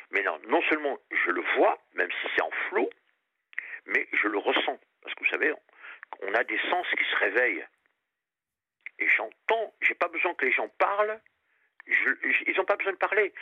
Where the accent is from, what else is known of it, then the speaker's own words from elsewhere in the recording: Réunion; also born or lived in Périgord; now in France; je suis du Périgord et j'ai passé toute mon enfance à La Réunion.